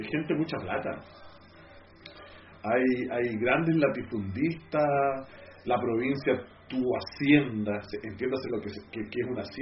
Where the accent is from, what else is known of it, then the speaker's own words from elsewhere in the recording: Osorno, Los Lagos, Chile; soy de Osorno.